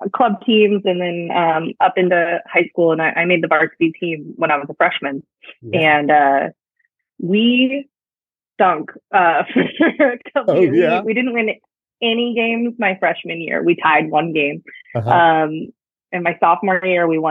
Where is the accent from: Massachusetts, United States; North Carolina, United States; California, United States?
California, United States; Santa Maria; moved away as an adult; now in Charleston, United States; Right down the road from y'all in Santa Maria